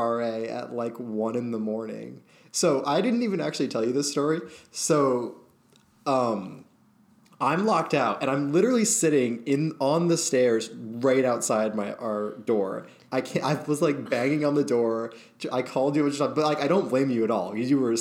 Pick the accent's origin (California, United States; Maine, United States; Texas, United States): Maine, United States; moved away; I'm from Maine, where, like, no one has ever locked their houses, ever